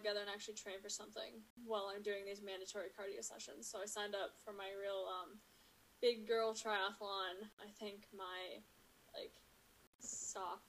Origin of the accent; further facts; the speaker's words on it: Eden Prairie, Minnesota, United States; moved away as an adult; also born or lived in Washington, D.C.; I am originally from Eden Prairie, Minnesota. I spent all of my life there until I moved to Washington, D.C. To go to college at George Washington University in 2016.